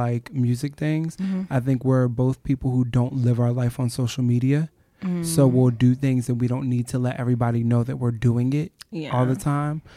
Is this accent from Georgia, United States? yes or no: no; Eastern Shore, Maryland, United States; I'm actually from a really rural area on the Eastern Shore